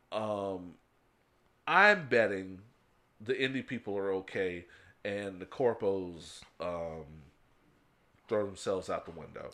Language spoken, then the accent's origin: English; United States; we are American